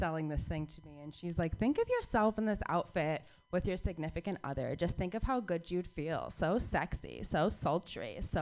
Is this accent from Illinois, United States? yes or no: no; Phoenix, Arizona, United States; moved away; I grew up in Phoenix, Arizona